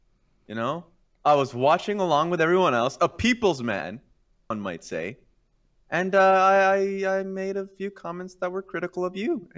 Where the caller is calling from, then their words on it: Los Angeles, California, United States; I'm calling from Los Angeles, California.